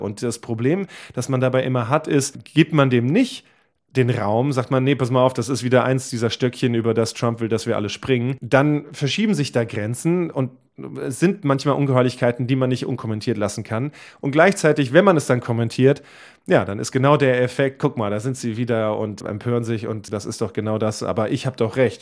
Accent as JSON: {"language": "German", "country": "Germany", "said": "bei uns in Deutschland"}